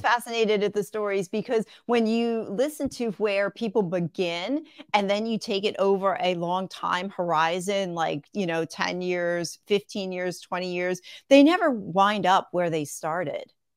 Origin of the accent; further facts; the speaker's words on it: Levittown, Pennsylvania, United States; moved away as an adult; also born or lived in West Chester, Pennsylvania / Fairless Hills, Pennsylvania; now in Greenville, United States; right now I'm in South Carolina, but I grew up in Pennsylvania